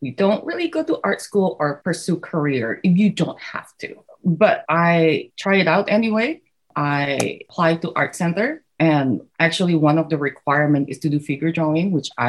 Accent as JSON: {"language": "English", "country": "Indonesia", "tie": "born or raised there", "said": "I was one of those kids who never really stopped drawing. I grew up in Indonesia."}